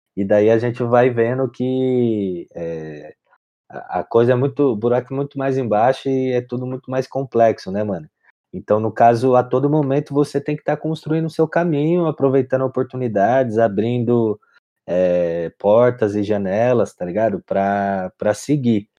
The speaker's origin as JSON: {"language": "Portuguese", "town": "São Bernardo do Campo", "region": "São Paulo", "country": "Brazil", "tie": "born or raised there", "said": "eu sou nascido e crescido em São Bernardo"}